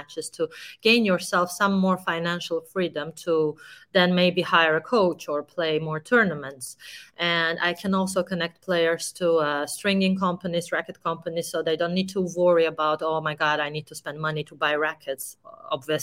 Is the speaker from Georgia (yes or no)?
yes; Georgia; one of the best players of my country